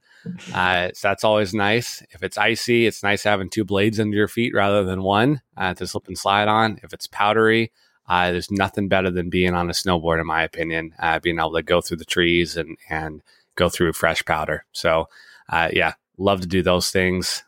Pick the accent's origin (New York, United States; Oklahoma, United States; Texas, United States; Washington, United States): Washington, United States; Edmonds; born and raised in Edmonds, Washington.